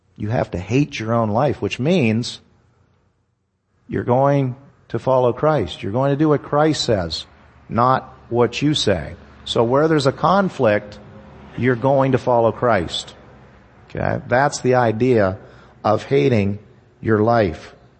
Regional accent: Hollidaysburg, Pennsylvania, United States; I grew up in Hollidaysburg, Pennsylvania, which is just, um, outside of Altoona

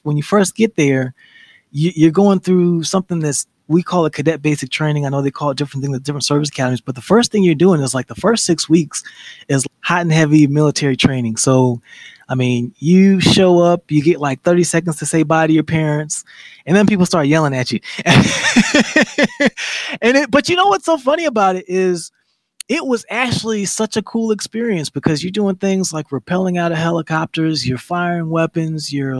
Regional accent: Huntsville, Alabama, United States; You know, I'm originally from Huntsville, Alabama. Coming from the South, everything is slow motion.

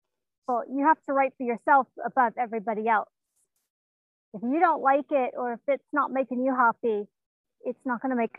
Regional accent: Tennessee, United States; born there; No, I was born here in Tennessee.

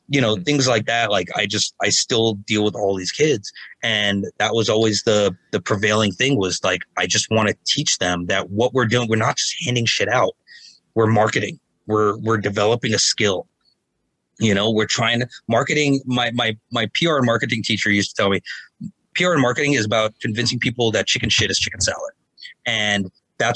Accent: New Jersey, United States; I'm an Indian metalhead from New Jersey

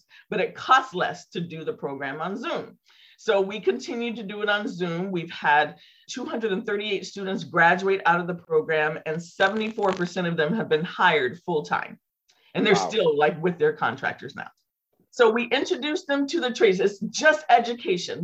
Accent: Santa Rosa, California, United States; my hometown here in Santa Rosa

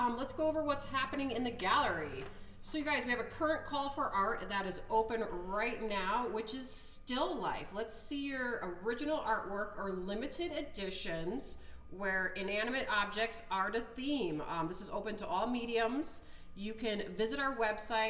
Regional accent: Milwaukee, Wisconsin, United States; moved away as an adult; also born or lived in Portland; I was born in Milwaukee too

